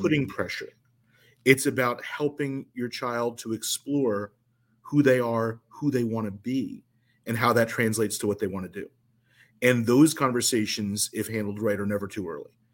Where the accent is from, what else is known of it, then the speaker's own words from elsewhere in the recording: New Jersey, United States; also born or lived in Chicago; I ultimately moved from Chicago back to my hometown in South Jersey